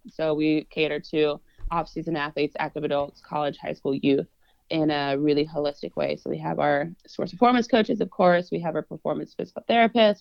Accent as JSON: {"language": "English", "town": "Raymore", "region": "Missouri", "country": "United States", "tie": "born or raised there", "also_born_or_lived": "Phoenix, Arizona / Kansas City, Missouri", "moved": "as an adult", "lives_now": "Frisco, Texas, United States", "said": "I grew up in Raymore, Missouri, and Peculiar was right next to it"}